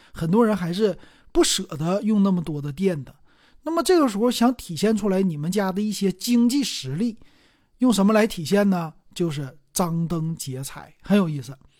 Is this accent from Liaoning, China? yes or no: yes; Liaoning, China; 在我们辽宁这边儿，很多家家都是这样的